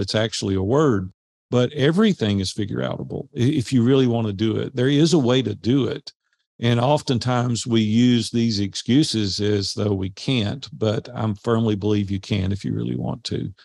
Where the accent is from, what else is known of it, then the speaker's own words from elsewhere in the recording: Nashville, Tennessee, United States; growing up in Nashville